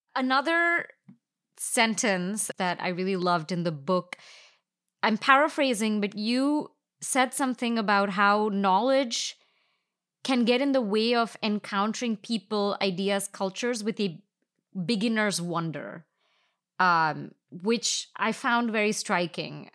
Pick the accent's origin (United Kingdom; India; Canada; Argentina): India; moved away as an adult; I grew up in India and now I've lived here for ten years.